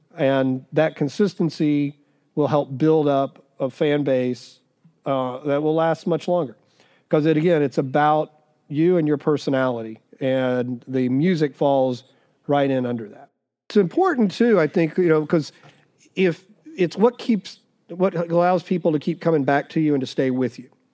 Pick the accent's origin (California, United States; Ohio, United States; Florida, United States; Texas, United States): Texas, United States; Dallas; also born or lived in Missouri / Arizona; now in Nashville, United States; I grew up in Dallas